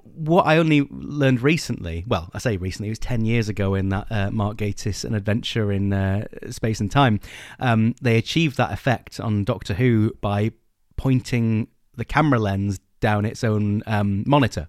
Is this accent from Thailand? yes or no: no; England, United Kingdom; we're English